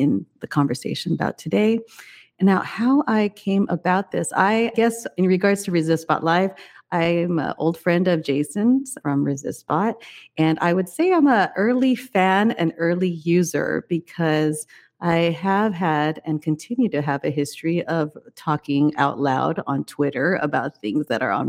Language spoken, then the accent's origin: English; Taiwan; moved away; also born or lived in China; I was born in Taiwan, but I spent much of my career in China